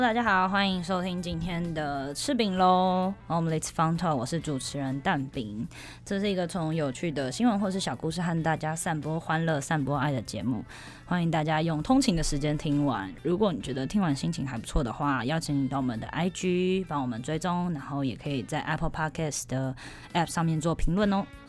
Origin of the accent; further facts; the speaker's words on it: Taiwan; 身为台湾人，一定要有自己的小吃口袋名单